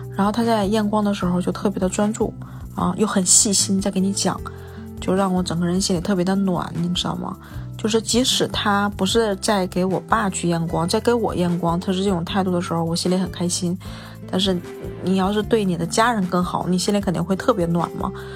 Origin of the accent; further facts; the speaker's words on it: northern China, China; now in Beijing, China; 我是一个北方人